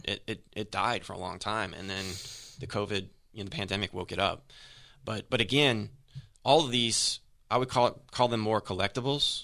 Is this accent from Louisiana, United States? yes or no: yes; New Orleans, Louisiana, United States; I'm from New Orleans